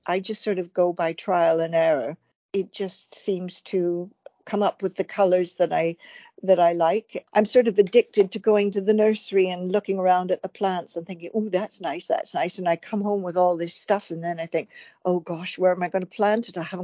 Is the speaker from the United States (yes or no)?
no; Canada; moved away as an adult; also born or lived in Vancouver / Stratford-upon-Avon; now in Cotswolds, United Kingdom; I'm Canadian by birth